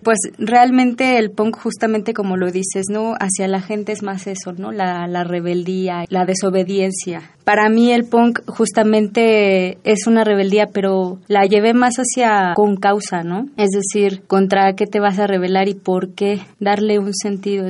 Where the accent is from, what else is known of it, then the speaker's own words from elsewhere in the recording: Nezahualcóyotl, State of Mexico, Mexico; Yo soy de Nesa y también en las calles ahí tocamos